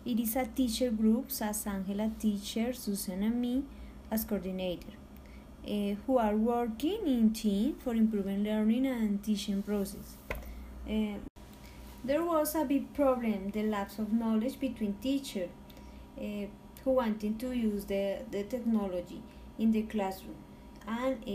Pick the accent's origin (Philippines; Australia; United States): Philippines; I am from Philippines